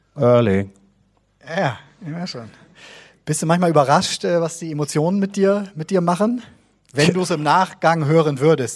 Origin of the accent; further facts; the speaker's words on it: Bremen, Germany; 1989 bin ich in Bremen geboren